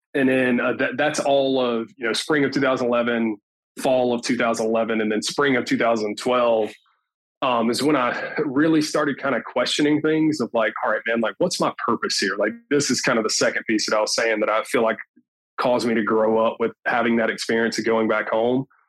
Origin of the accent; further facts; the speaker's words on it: Tuscumbia, Alabama, United States; moved away as an adult; also born or lived in Florence, Alabama; now in Mobile, United States; I'm actually originally from Florence, Alabama. I'm actually from Tuscumbia, but nobody knows where that is. We've got my high school's football program